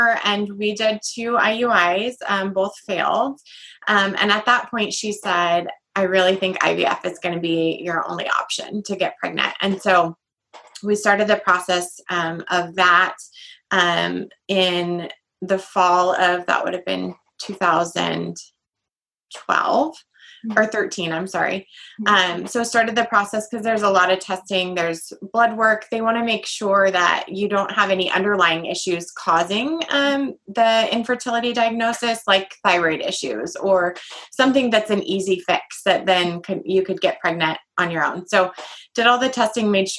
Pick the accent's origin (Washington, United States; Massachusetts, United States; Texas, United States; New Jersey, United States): Washington, United States; Everett; I am from Everett, Washington, and I'm actually a mom of five